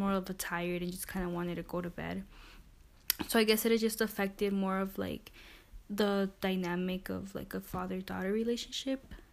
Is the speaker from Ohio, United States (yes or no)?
no; Milwaukee, Wisconsin, United States; I'm also from Milwaukee, born and raised.